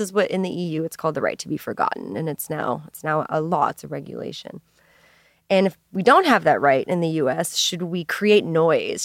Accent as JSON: {"language": "English", "town": "Minneapolis", "region": "Minnesota", "country": "United States", "tie": "born or raised there", "also_born_or_lived": "Saint Louis", "moved": "as an adult", "said": "I grew up in Minneapolis"}